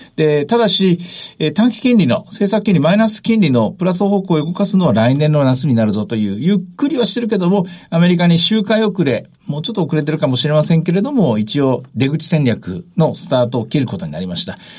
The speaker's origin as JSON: {"language": "Japanese", "region": "northern Osaka Prefecture", "country": "Japan", "tie": "born or raised there", "moved": "yes", "said": "自分の実家のあるところ"}